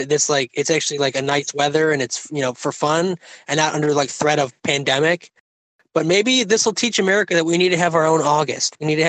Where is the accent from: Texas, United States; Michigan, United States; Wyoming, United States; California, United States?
Michigan, United States; Romeo; moved away; Like my hometown, Romeo, where I grew up, I like hate being here now.